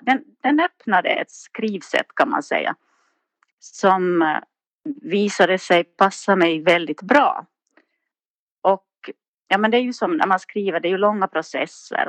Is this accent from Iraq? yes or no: no; Nykarleby, Ostrobothnia, Finland; accent: Finland Swedish, Ostrobothnian; moved away as an adult; now in Sundbyberg, Sweden; Jag är från Finland, uppvuxen i Österbotten i en liten stad som heter Nykarleby